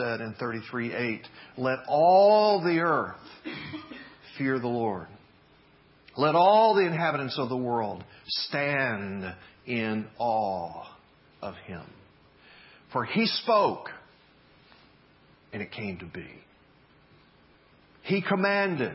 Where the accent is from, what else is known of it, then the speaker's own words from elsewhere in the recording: the South, United States; moved away as an adult; now in Northwest, United States; growing up in the South